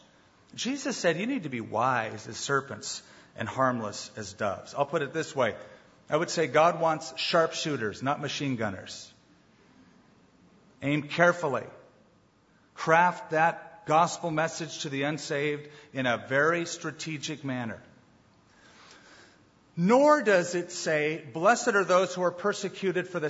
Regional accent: United States; I've traveled around as an American, and I don't look Middle Eastern. I do look American.

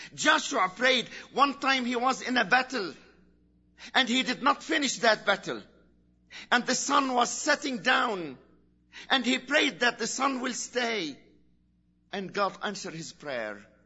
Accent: Lebanon; in Lebanon we are a free country

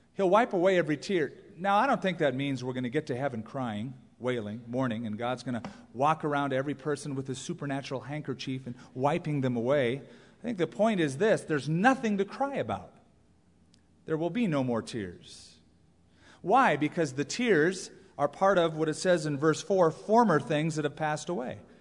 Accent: Southern California, United States; I grew up in Southern California. That is the place I've always called home because I was raised there

